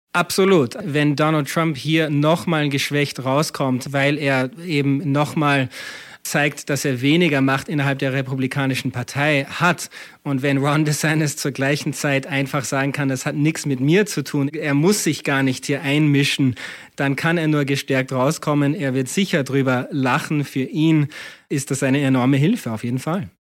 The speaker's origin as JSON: {"language": "German", "country": "Austria", "moved": "yes", "lives_now": "United States", "said": "als, als äh, Österreicher und Amerikaner, der oft lang in Europa auch gelebt hat"}